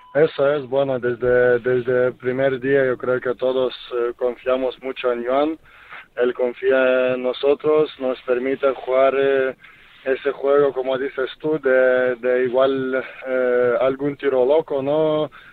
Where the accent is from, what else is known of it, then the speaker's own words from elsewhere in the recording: Lithuania; Spanish is a second language; now in Spain; en mi país, en Kaunas